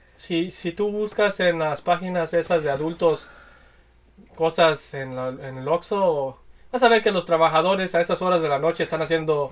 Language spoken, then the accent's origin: Spanish; Guadalajara, Jalisco, Mexico; el, estado de Jalisco, de donde somos nosotros. Somos tapatíos